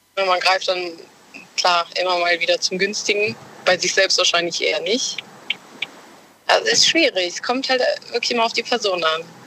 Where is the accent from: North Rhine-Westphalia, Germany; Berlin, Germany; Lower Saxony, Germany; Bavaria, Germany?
North Rhine-Westphalia, Germany; Cologne; Ich komme aus Köln